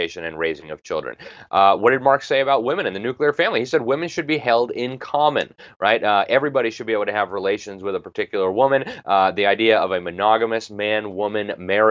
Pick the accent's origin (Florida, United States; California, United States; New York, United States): Florida, United States; Miami; I come from Miami